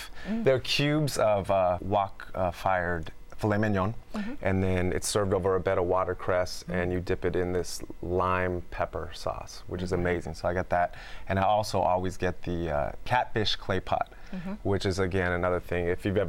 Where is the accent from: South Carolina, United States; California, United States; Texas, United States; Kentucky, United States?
California, United States; Alameda; growing up in Alameda